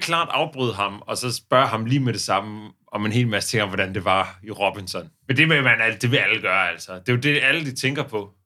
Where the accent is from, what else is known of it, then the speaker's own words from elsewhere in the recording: Odense, Southern Denmark, Denmark; hvor vi kommer fra, for eksempel. Der var jo ude i den forstad til Odense